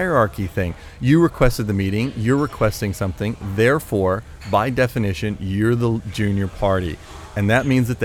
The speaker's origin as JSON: {"language": "English", "country": "United States", "also_born_or_lived": "Shenzhen, China", "accent": "American", "said": "I'm an American, as you can hear from my accent"}